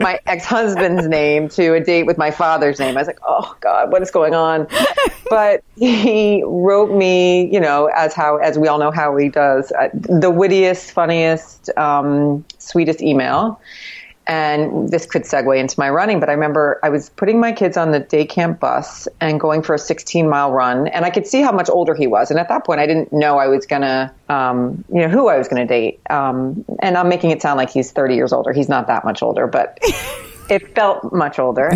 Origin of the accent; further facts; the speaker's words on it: Miami, Florida, United States; now in New York City, United States; when I grew up in Miami